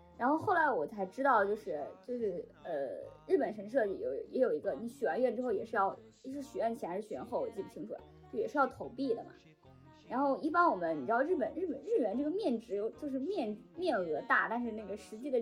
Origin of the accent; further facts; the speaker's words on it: China; 因为他用的一个是古日语嘛，就我们中国人读起来毫无压力，